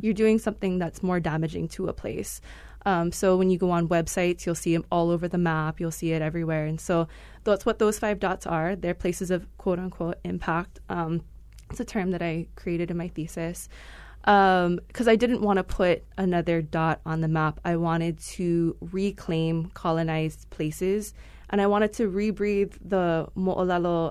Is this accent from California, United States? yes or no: no; Wailua, Hawaii, United States; also born or lived in Hilo / Kona; I'm originally from Wailua, Kauai. Mm-hmm. Um, that's where I was born and raised